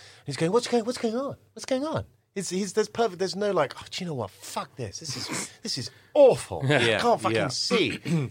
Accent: Scotland, United Kingdom; I'm Scottish.

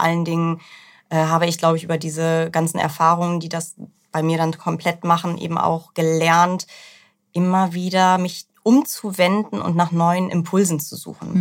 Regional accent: Northern Germany, Germany; now in Hamburg, Germany; Ich komme gar nicht so weit von hier. Ich bin eine norddeutsche Seele

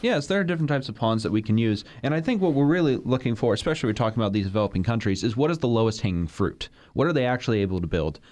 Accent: Florida, United States; I'm, I'm from Florida

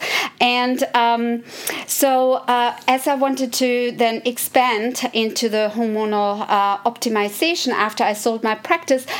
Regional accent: Germany; moved away as an adult; also born or lived in Philadelphia, Pennsylvania, United States; now in United States; I grew up in Germany

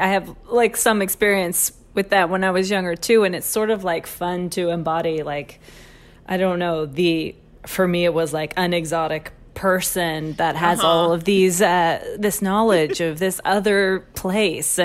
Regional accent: Dickson, Tennessee, United States; moved away; Some of my best friends from Dixon, my hometown

